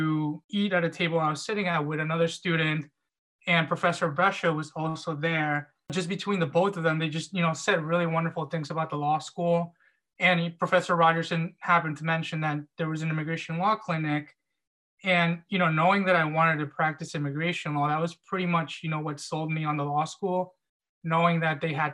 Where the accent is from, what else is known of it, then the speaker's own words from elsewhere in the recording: Central New Jersey, United States; moved away as an adult; also born or lived in Albany, New York; I'm originally from Central New Jersey, so I really wanted to stay close to home